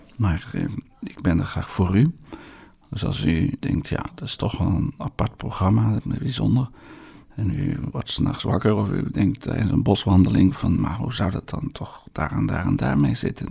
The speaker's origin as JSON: {"language": "Dutch", "country": "Netherlands", "said": "in Nederland doen, waar ik vandaan kom"}